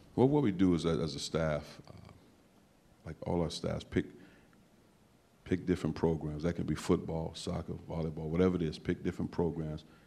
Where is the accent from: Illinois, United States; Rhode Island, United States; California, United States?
Illinois, United States; East St. Louis; moved away; I'm from East St. Louis